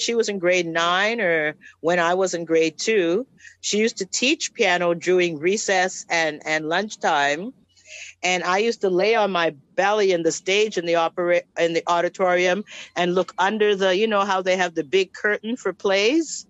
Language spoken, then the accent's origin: English; Trinidad & Tobago; moved away; I was born in Trinidad